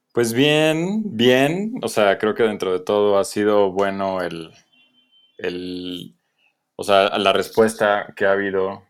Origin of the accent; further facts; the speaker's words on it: Atizapán de Zaragoza, State of Mexico, Mexico; soy de allá del, norte de la ciudad, del estado más bien